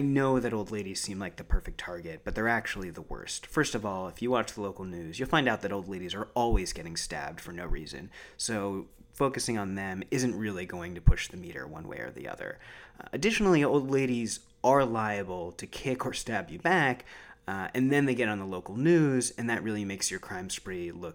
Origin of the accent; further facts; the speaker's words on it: New York City, New York, United States; I'm a New Yorker